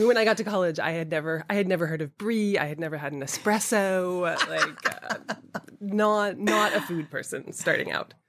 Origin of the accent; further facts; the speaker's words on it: Boston, Massachusetts, United States; also born or lived in Atlanta, Georgia; I grew up, I was born in Atlanta and then my parents moved to Boston uh, when I was seven, I suppose, so the suburbs of Boston